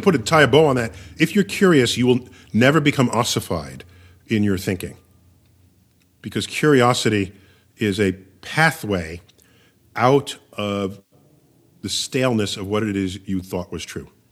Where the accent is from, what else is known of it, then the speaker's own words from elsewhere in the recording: New York City, New York, United States; I was born and raised in New York City.